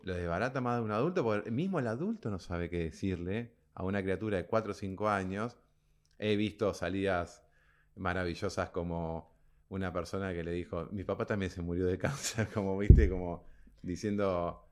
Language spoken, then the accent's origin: Spanish; Argentina; nosotros somos argentinos